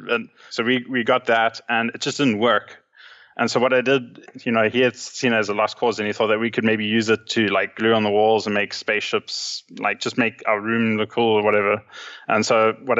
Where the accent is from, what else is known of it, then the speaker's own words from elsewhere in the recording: South Africa; also born or lived in Johannesburg, South Africa; now in Cape Town, South Africa; growing up in South Africa, we always were at one stage a few years behind everyone else.